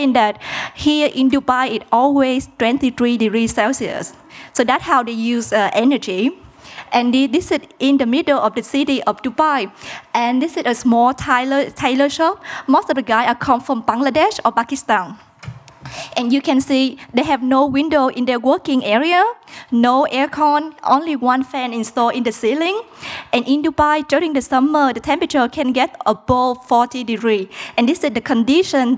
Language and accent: English; Mekong Delta, Vietnam; English is a second language; moved away; I'm from Vietnam. And I come from the Mekong Delta, which is quite a poor region in south of Vietnam